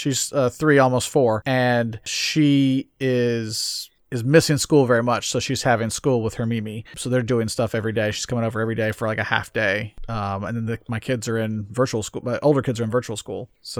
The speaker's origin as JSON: {"language": "English", "country": "United States", "said": "we're American."}